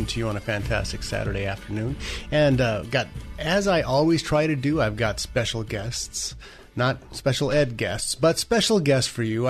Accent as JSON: {"language": "English", "region": "California", "country": "United States", "said": "We being American citizens, California citizens in particular"}